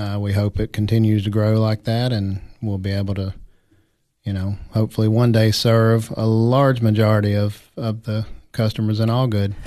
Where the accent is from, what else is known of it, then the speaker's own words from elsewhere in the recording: South Georgia, United States; now in Algood, United States; how I grew up in South Georgia